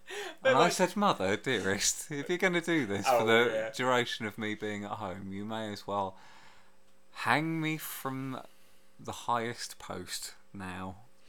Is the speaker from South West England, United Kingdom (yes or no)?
no; Leighton Buzzard, East of England, United Kingdom; also born or lived in Hemel Hempstead; I've moved back from Hemel to my hometown of Leighton Buzzard.